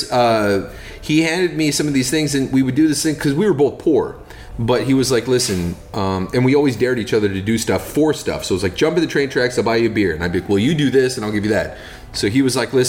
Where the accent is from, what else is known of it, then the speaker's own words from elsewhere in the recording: United States; I'm from Washington. When I was a kid, we had these bushes in front of our house.